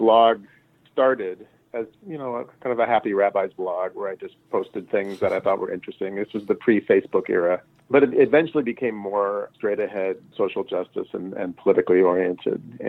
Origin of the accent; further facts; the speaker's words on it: Los Angeles, California, United States; now in Evanston, United States; I'm originally from Los Angeles, but live in the Chicago area in Evanston. I've been here since 1998